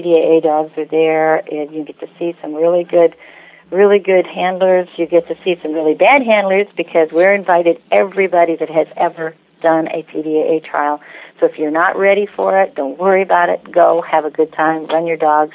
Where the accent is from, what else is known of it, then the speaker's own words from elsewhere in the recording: Illinois, United States; I'm from Illinois